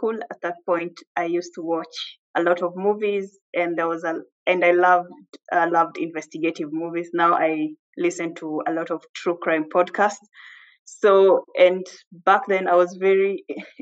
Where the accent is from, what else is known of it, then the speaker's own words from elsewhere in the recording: Kenya; moved away as an adult; I'm Kenyan